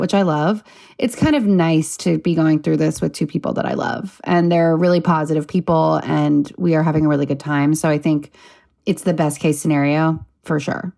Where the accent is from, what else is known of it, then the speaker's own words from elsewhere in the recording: Los Angeles, California, United States; I grew up in Southern California, L